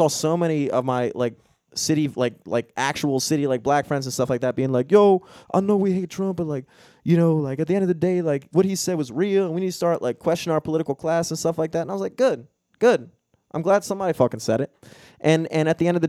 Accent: Baltimore, Maryland, United States; I was from Baltimore

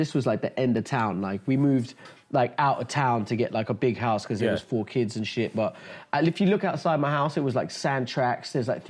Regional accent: India; also born or lived in Dubai; I'm Indian. I was born in Dubai.

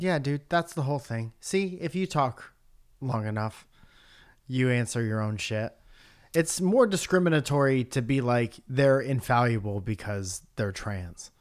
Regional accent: near Bridgeport, Connecticut, United States; moved away; my hometown in Bridgeport, Connecticut

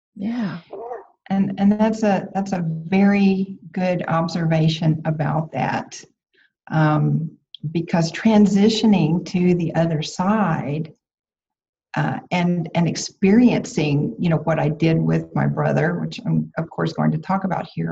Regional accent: about 90 miles from Houston, Texas, United States; moved away; I had stayed in, in my hometown, which was about 90 miles from Houston

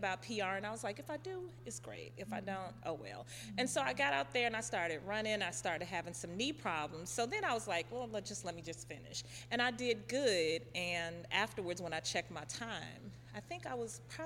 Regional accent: Batesville, Mississippi, United States; moved away; I am originally from Mississippi

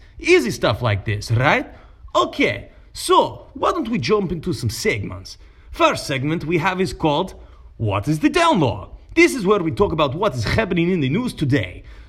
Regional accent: Huntsville, Alabama, United States; I'm coming to you live from where I am born and raised in Huntsville, Alabama, cause I'm an American guy.

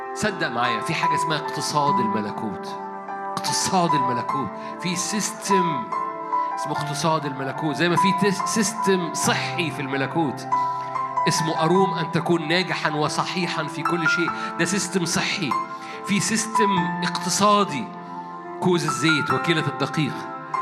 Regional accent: Egypt

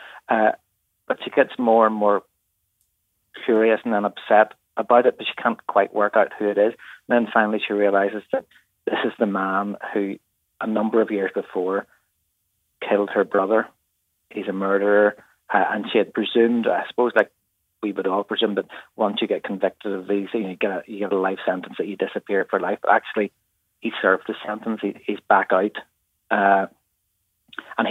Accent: Bangor, Northern Ireland, United Kingdom; That's in my hometown

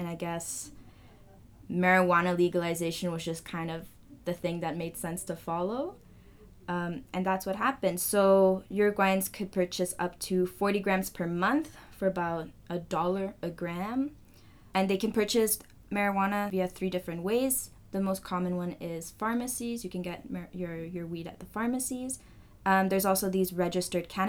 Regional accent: Canada; I'm from Chile, second generation. My parents are from there, but I'm born and raised here

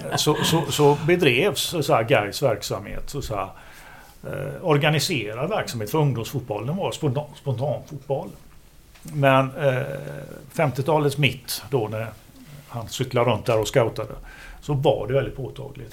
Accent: Gothenburg, Västra Götaland, Sweden; jag är göteborgare

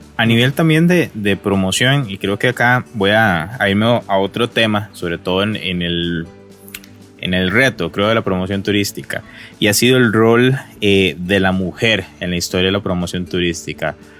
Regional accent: Costa Rica; somos reconocidos los costarricenses es por ser ese confianzudos también

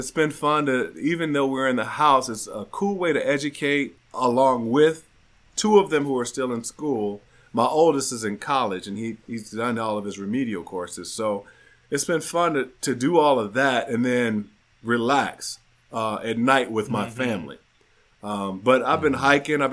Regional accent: Chicago, Illinois, United States; I grew up in Chicago

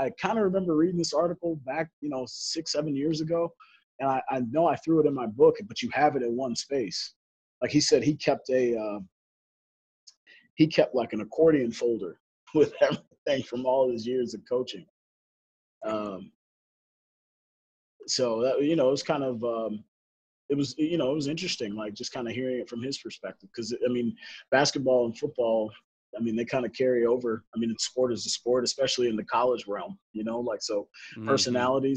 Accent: Chicago, Illinois, United States; I'm from Chicago, so I grew up with the Bulls

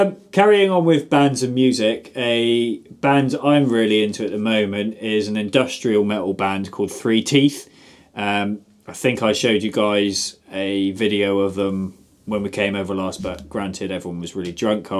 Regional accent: South West England, United Kingdom; Or, actually, I hate Devon because I'm from Somerset.

